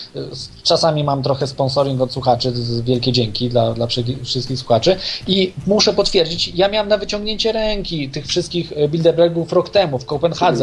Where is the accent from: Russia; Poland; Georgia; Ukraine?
Poland; jednym z trzech dziennikarzy polskich